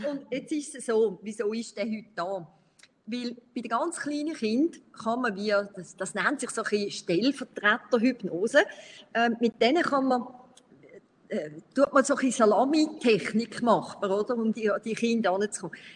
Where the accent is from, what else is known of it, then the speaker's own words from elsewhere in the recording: Brazil; ich, ich bin teilweise in Brasilien aufgewachsen und darum bin ich so noch ein bisschen stark geprägt äh, von Brasilien. Teil von meinem Herz ist immer noch da in Brasilien.